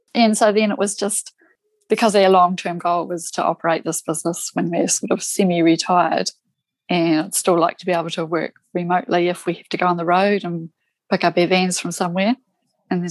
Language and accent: English; South Island, New Zealand; I'm from New Zealand, right down the bottom of the South Island in New Zealand